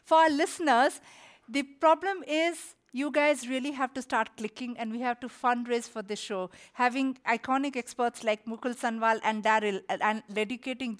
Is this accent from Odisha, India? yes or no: yes; Orissa, Odisha, India; I come from Orissa, which is energy surplus